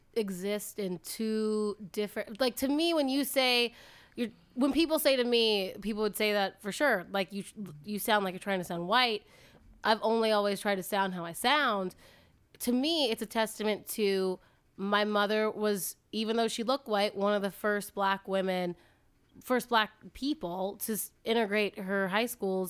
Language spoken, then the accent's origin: English; the South, United States; accent: Southern; I used to have a Southern accent. I just lost it.